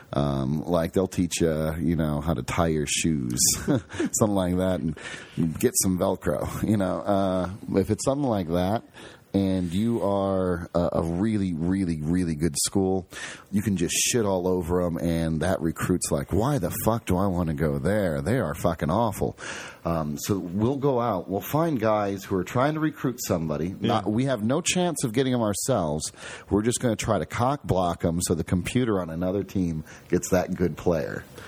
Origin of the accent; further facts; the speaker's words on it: Toledo, Ohio, United States; now in Columbus, United States; we grew up in Toledo